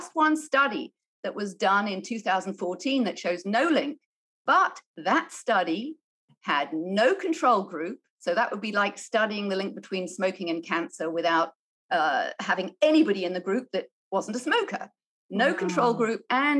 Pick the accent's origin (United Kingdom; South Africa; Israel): United Kingdom; moved away as an adult; also born or lived in China; now in United States; I'm a Brit.